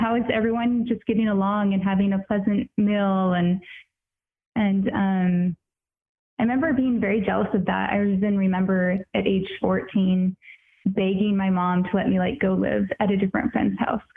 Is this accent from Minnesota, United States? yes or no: no; Tri-Cities, Washington, United States; I grew up in Washington, over in the desert part, not the green part, and in the Tri-Cities